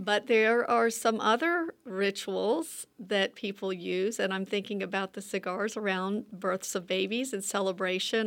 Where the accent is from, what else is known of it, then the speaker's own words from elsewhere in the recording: North Carolina, United States; growing up in rural communities, and it's really, and in the South